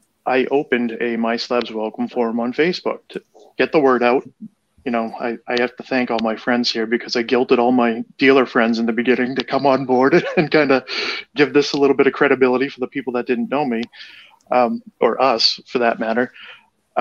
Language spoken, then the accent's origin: English; Boston, Massachusetts, United States; I'm from Boston